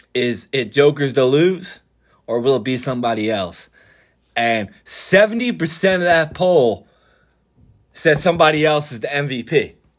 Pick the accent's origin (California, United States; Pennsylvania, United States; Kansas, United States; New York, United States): Pennsylvania, United States; Philadelphia; I'm from Philadelphia